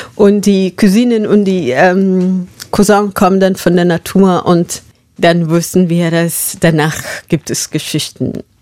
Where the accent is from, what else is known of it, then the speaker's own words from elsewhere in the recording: Marlal, northern Kenya, Kenya; German is a second language; moved away; Ich bin in Marlal aufgewachsen. Und das ist ein Dorf in Nordkenia.